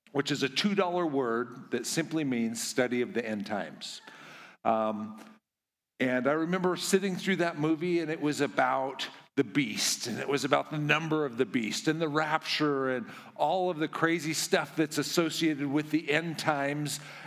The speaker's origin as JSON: {"language": "English", "town": "Kamiah", "region": "Idaho", "country": "United States", "said": "I am from Idaho, uh, little town called Kamiai"}